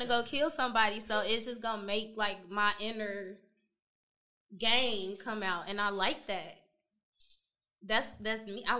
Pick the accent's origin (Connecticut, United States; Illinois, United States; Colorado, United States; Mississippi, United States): Illinois, United States; Chicago; I'm from Chicago.